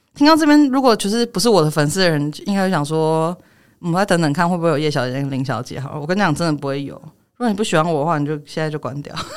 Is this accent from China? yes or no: no; Taiwan; 我从小到大，这我在台湾出生长大的，我国文课本是念康轩的